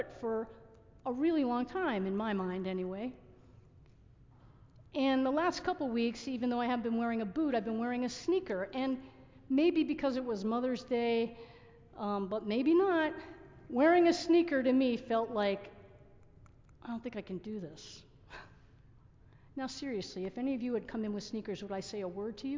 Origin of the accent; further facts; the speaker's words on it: New Jersey, United States; also born or lived in Massachusetts; I grew up in New Jersey